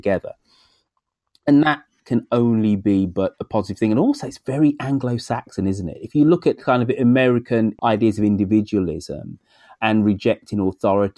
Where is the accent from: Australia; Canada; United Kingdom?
United Kingdom; England; us as English people.